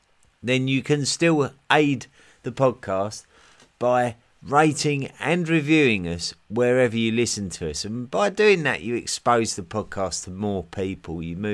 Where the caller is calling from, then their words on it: Switzerland; I'm listening in from Switzerland.